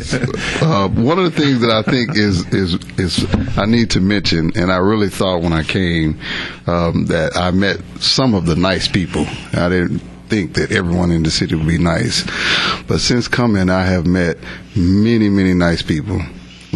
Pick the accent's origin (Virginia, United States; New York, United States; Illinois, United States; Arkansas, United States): Arkansas, United States; Menifee; now in Henderson, Texas; I'm originally from a small town called Menifee, Arkansas